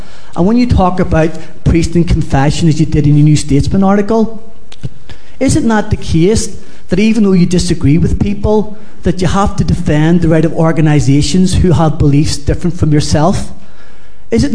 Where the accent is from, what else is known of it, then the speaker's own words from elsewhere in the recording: Belfast, Northern Ireland, United Kingdom; I was brought up a Catholic in Belfast, was educated by the Christian Brothers.